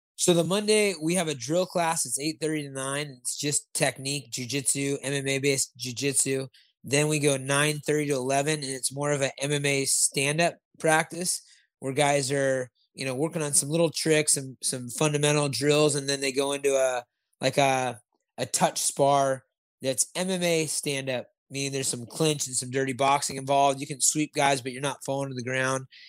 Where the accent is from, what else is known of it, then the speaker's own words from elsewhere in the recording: Santa Barbara, California, United States; I was born in Santa Barbara, so I'm a, I'm a SoCal guy also